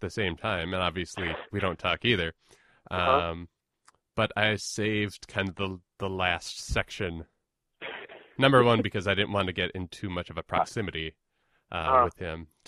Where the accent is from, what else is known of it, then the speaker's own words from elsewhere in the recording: Minneapolis, Minnesota, United States; I am from Minneapolis